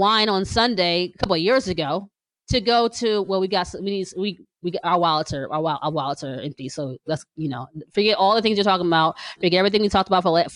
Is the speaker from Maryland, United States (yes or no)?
no; New Jersey, United States; now in Pennsylvania, United States; I'm from Jersey